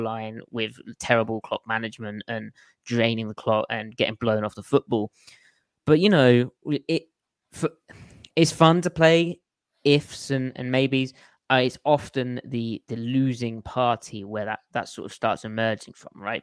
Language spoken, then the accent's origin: English; United Kingdom; being British